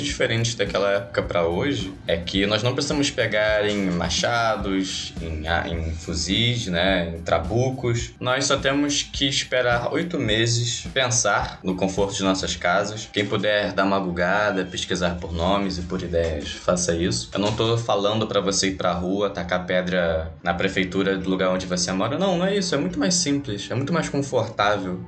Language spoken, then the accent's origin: Portuguese; Brazil; porque eu também sou brasileiro